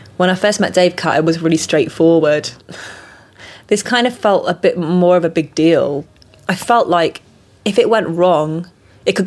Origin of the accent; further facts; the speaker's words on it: Salford, North West England, United Kingdom; also born or lived in Tokyo, Japan; I was born in Tokyo and I was raised in Salford, which is near Manchester.